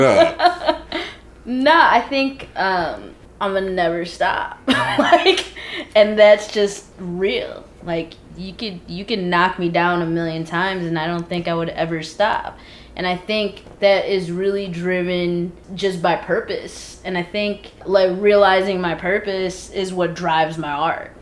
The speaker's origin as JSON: {"language": "English", "region": "Midwest", "country": "United States", "moved": "yes", "said": "we're all from the Midwest"}